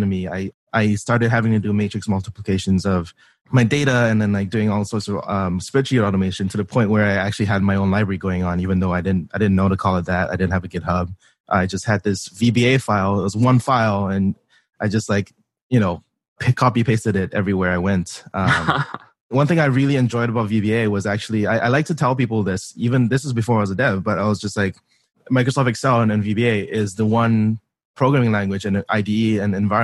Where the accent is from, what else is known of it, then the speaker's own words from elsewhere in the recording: Singapore; moved away as an adult; I was born and raised in Singapore, came over for college 10 years ago